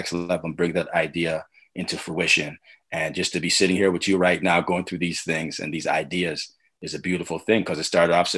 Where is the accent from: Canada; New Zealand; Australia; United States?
Canada; Toronto, Ontario; I'm Scarborough all day, man